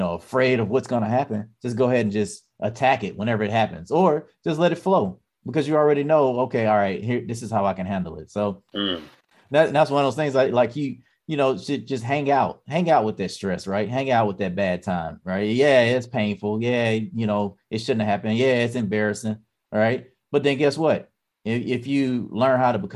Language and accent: English; Mississippi, United States; moved away; I come from Mississippi.